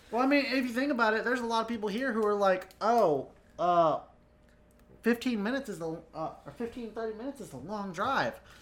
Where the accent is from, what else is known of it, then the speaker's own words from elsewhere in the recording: North Carolina, United States; also born or lived in Florida / Virginia; I was born in South Carolina, but raised in Florida and then primarily North Carolina